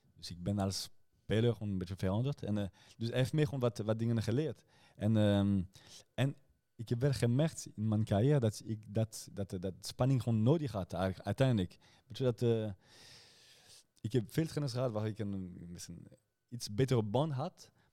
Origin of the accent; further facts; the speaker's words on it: Rotterdam, South Holland, Netherlands; ik ben ook eigenlijk een Rotterdammer